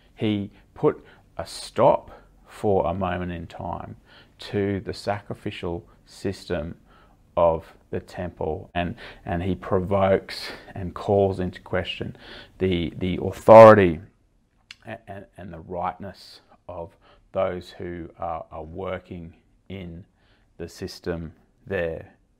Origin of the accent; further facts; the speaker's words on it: Australia; as an Australian